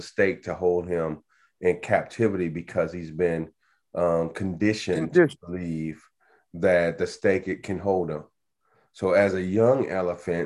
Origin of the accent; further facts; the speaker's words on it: Chicago, Illinois, United States; growing up in Chicago, right, on the South Side